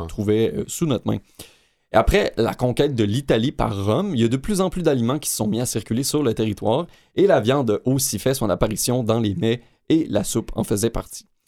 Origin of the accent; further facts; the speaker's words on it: Quebec, Canada; ma région natale, le Saguenay-Lac-Saint-Jean